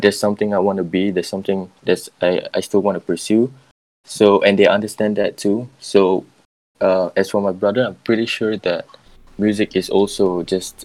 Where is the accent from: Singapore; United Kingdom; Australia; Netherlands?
Singapore; I'm from Singapore and I make music